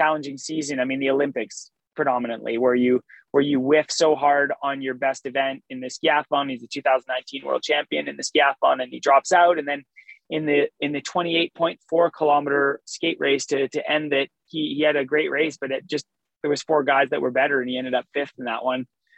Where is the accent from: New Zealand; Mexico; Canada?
Canada; But as a Canadian meeting the king, you know, you're just so in shock